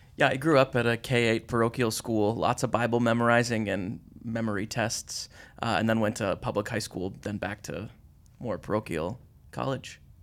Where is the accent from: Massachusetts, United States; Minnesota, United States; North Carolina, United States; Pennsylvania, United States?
Minnesota, United States; I grew up in Minnesota public schools and graduated from them.